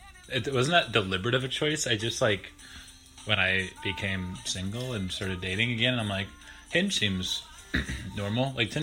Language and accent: English; Minnesota, United States; I say flags because I'm from Minnesota, so there's kind of an AG, AYG thing kind of going on here.